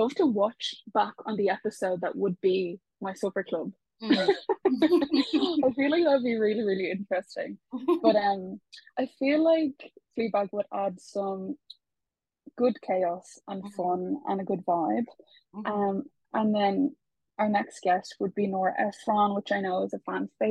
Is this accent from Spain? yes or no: yes; Spain; born there; I was actually, let's not go into it, but I was born in Spain. It's a big spiel.